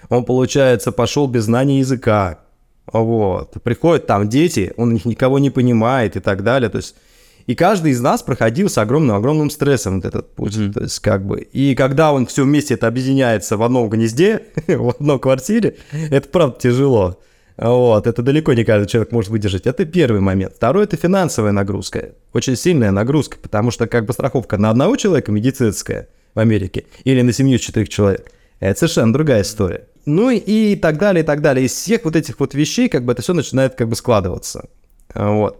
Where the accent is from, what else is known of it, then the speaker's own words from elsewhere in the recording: Russia; moved away as an adult; now in United States; у меня на родине